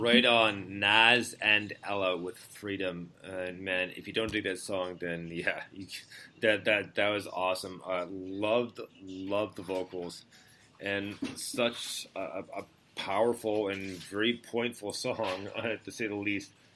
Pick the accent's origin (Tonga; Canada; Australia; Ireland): Canada; Montreal, Quebec; moved away as an adult; I, was born and raised in Montreal, right? So I was there for 17 and a half years